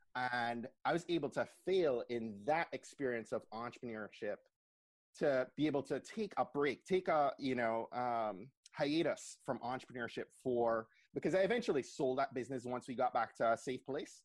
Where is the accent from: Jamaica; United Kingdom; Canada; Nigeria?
Jamaica; also born or lived in Montgomery County, Maryland; now in Maryland, United States; I grew up in Jamaica